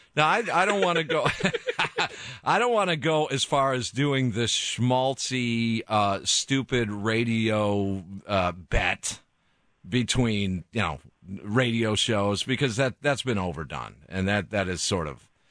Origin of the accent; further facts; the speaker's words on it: Kenosha, Wisconsin, United States; I grew up in Kenosha, so that's that's kind of the armpit of Chicago